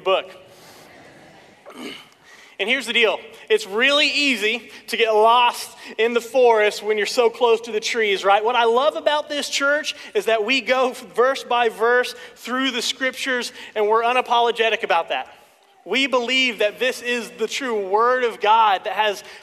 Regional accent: Stillwater, United States; I was born and raised here in Stillwater

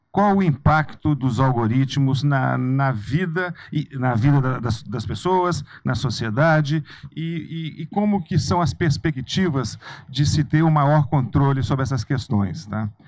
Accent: Belo Horizonte, Minas Gerais, Brazil; now in United States; embora esteja morando nos Estados Unidos, mas eu sou de Belo Horizonte

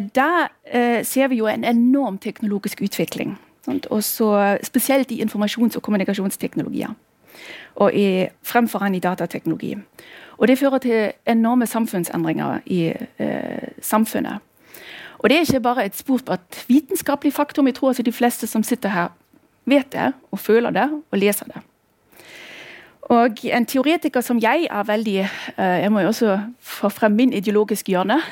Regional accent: former East Germany, Germany; accent: German; Norwegian is a second language; also born or lived in Norway; now in Bergen, Norway; Jeg kommer opprinnelig, som dere hører, jeg har et aksent. Jeg kommer fra Tyskland, eller nærmere sagt fra tidligere Øst-Tyskland

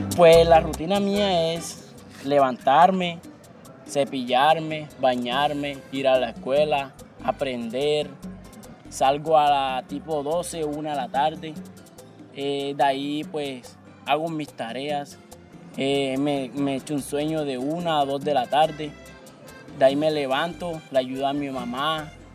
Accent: Tiquicio, Bolívar, Colombia; soy del corregimiento de la Aventura, municipio de Tiquicio

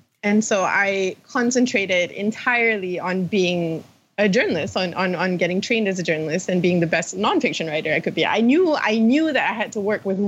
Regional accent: Malaysia; I'm from Malaysia

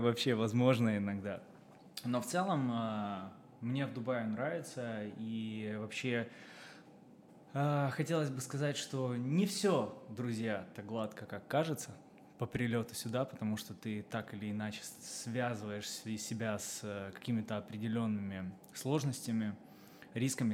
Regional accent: Kharkiv, Kharkiv Oblast, Ukraine; moved away as an adult; now in Dubai, United Arab Emirates; проживя 23 года в э, Украине, я из Харькова

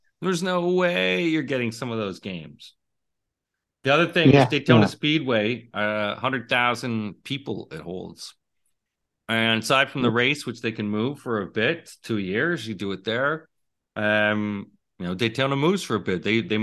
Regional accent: Toronto, Ontario, Canada; we're both from the Toronto area.

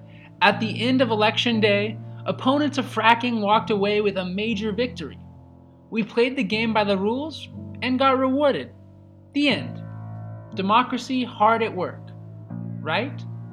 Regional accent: Denton, Texas, United States; my hometown of Denton, Texas

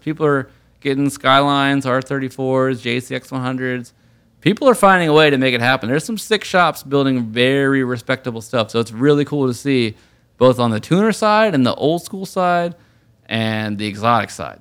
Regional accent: Richmond, Virginia, United States; moved away; also born or lived in New York; being from Richmond in Virginia

